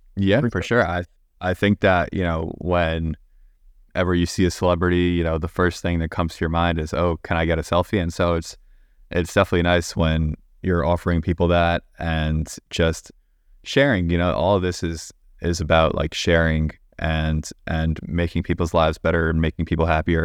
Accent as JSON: {"language": "English", "area": "Long Island", "region": "New York", "country": "United States", "said": "I am from Long Island"}